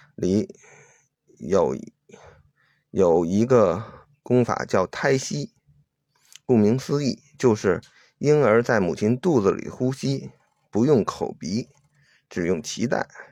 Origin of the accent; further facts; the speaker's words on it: China; 我是中国人